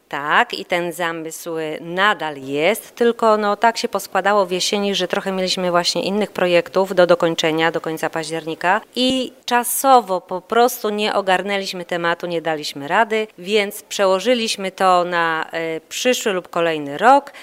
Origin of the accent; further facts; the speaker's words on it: Jarosław, Subcarpathian Voivodeship, Poland; moved away as an adult; also born or lived in Podhale; now in Chicago, United States; jestem ceperką, pochodzę z Jarosławia, 300 km od Podhala.